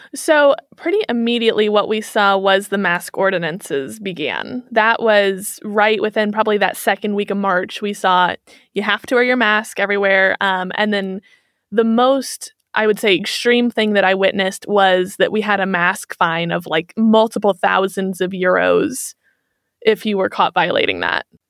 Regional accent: Kansas City, Missouri, United States; moved away as an adult; now in Germany; I'm from Kansas City, Missouri

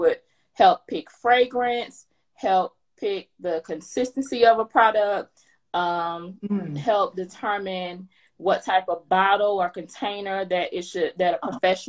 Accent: Mississippi, United States; moved away as an adult; also born or lived in Chicago area, Illinois; now in Georgia, United States; I'm from Mississippi. I moved to the Chicago area to get married to my husband.

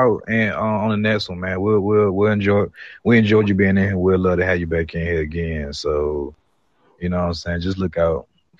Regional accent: Atlanta, Georgia, United States; I'm from Atlanta. Me and Biz came from Atlanta, Georgia.

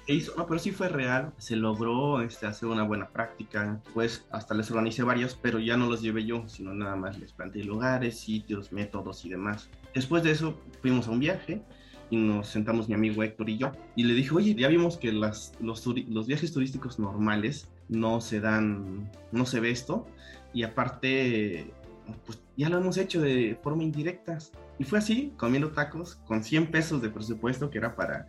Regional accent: Oaxaca, Mexico; yo soy eh, ingeniero geólogo, como comentas, y soy de Oaxaca

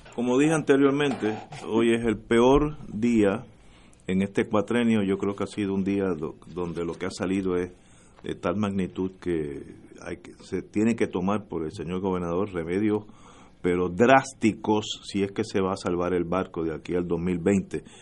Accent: Puerto Rico; yo soy puertorriqueño, nací aquí y estoy bastante seguro que moriré aquí

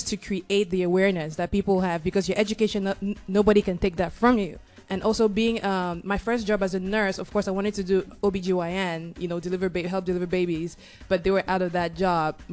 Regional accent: Cameroon; moved away as an adult; now in United States; I was born in Cameroon, moved here after high school

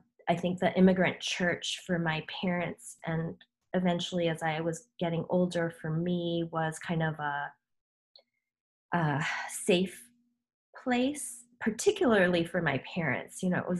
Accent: Chicago, Illinois, United States; born or raised there; first language Korean; English is a second language; also born or lived in South Korea

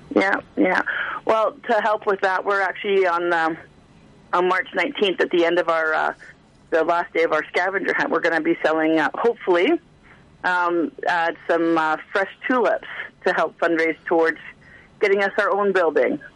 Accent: Alberta, Canada; moved away as an adult; now in Prince George, Canada; I grew up in a small town like little blink and you miss it town in in uh, in Alberta

